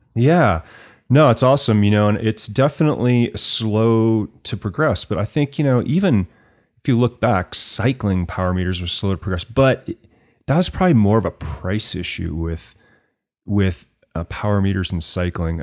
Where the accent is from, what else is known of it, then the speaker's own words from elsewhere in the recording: Fort Collins, Colorado, United States; I grew up in Fort Collins, so certainly a great place